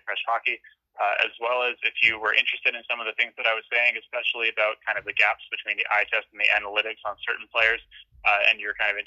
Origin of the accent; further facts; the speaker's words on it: Halifax, Nova Scotia, Canada; moved away; I'm from Halifax. I will admit that I left Halifax